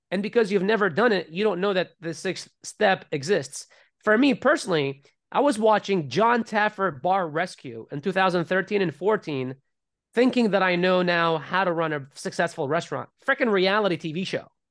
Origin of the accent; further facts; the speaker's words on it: Iraq; moved away; as I was growing up in Iraq